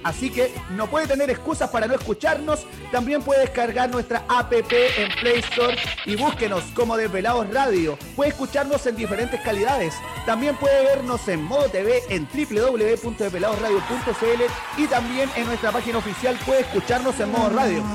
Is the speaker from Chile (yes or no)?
yes; Chile; also born or lived in Araucanía